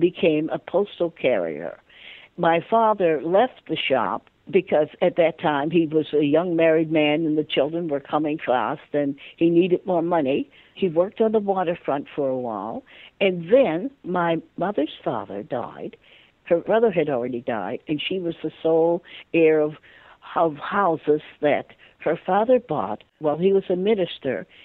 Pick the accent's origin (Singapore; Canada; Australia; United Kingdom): Canada; Halifax, Nova Scotia; I grew up in Halifax, Nova Scotia, and I was the last of 15 children mostly my life was in the north end of Halifax